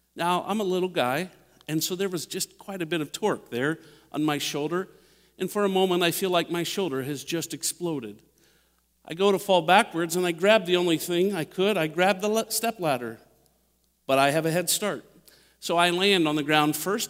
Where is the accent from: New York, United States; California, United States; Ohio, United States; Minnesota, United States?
Ohio, United States; Dayton; now in Indianapolis, United States; I grew up in Dayton, Ohio